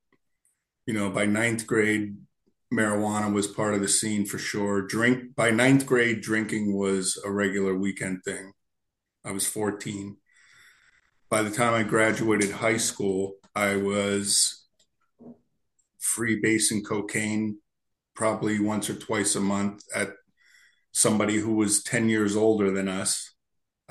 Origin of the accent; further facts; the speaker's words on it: Berwick, Pennsylvania, United States; also born or lived in Lancaster, Pennsylvania; I grew up in Berwick, Pennsylvania, a little s steel town